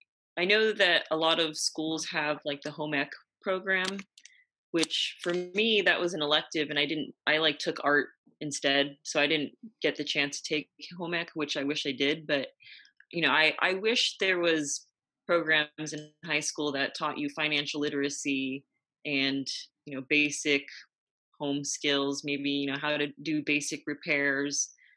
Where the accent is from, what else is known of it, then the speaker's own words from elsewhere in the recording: Yorba Linda, California, United States; In Yorba Linda, California.